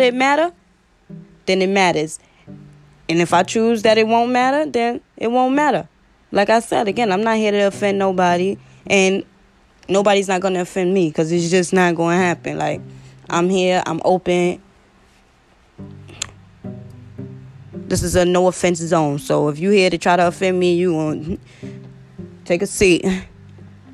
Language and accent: English; New York City, New York, United States; I'm a podcaster from Brooklyn, New York.